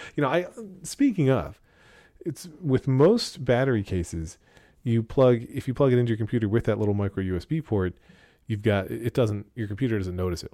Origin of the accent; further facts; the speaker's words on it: Pennsylvania Dutch country, United States; I'm from Pennsylvania Dutch country